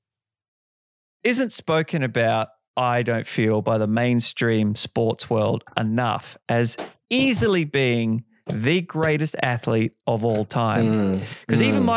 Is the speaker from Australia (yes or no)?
yes; Perth, Western Australia, Australia; moved away; I'm originally from Perth